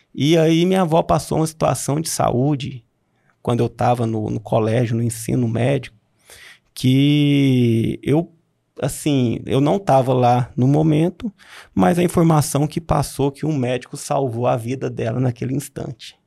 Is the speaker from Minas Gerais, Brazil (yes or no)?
yes; Unaí, Minas Gerais, Brazil; moved away as an adult; also born or lived in Belo Horizonte / Uberlândia / Brasília; eu sou natural de Unai, né? Nasci aqui, é, passei minha infância aqui em Unai.